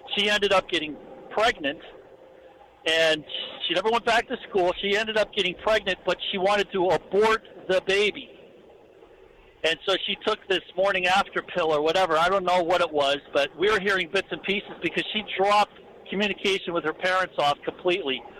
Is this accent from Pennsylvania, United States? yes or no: yes; Erie, Pennsylvania, United States; moved away; we're originally from Erie, Pennsylvania